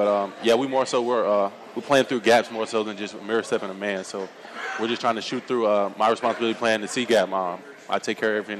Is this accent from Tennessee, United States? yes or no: yes; Middle Tennessee, United States; also born or lived in Nashville / Knoxville; growing up in Middle Tennessee